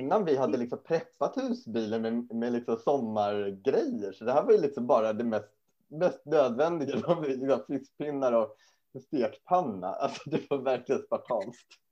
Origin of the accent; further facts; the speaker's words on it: Sweden; we're not from uh, Germany, we're from Sweden